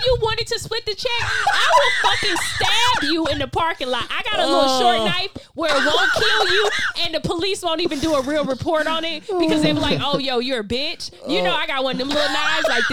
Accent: Florida, United States; moved away as an adult; now in California, United States; I never pinpoint that I'm from Florida

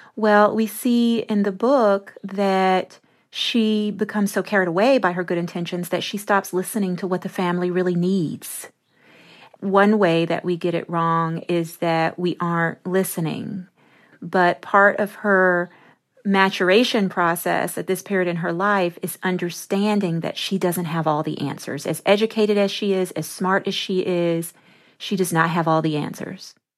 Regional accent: Memphis, Tennessee, United States; I grew up in Memphis, Tennessee

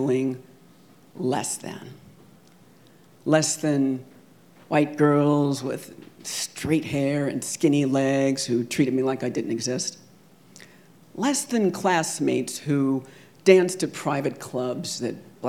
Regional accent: California, United States; Growing up in California in the 70s and 80s, I could never forget that I was black

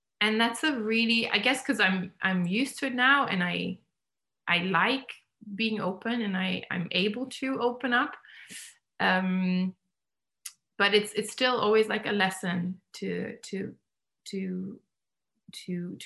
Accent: Germany; now in England; I grew up in Germany

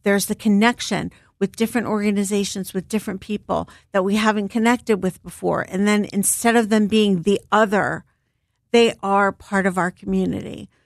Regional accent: Philadelphia, Pennsylvania, United States; I'm a Philly girl, born and raised. I grew up in Germantown, Mountain Area

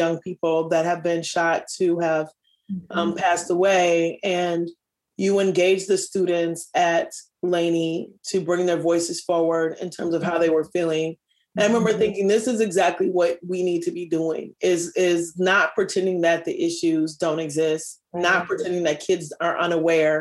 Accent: Minneapolis, Minnesota, United States; as a kid growing up here

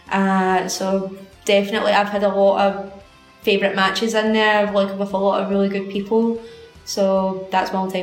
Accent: Airdrie, Scotland, United Kingdom; the Airdrie Town Hall, because that's my hometown

